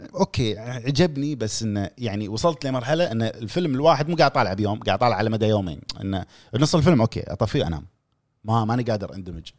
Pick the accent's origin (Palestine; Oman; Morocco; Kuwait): Kuwait; عندنا بالكويت